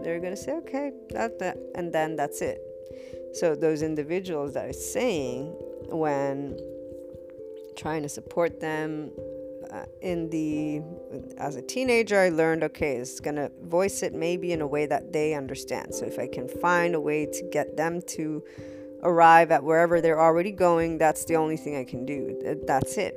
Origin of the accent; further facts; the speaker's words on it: United States; also born or lived in Naples, Italy; when I was growing up as an American, for I'm bicultural